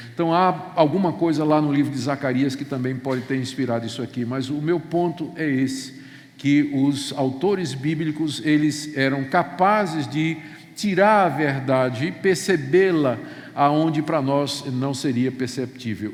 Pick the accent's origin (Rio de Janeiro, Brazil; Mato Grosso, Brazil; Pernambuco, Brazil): Pernambuco, Brazil; Recife; Eu cresci em Recife, cidade praieira